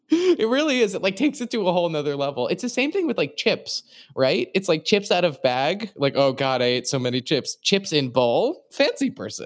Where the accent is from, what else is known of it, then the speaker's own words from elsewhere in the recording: New England, United States; I'm from New England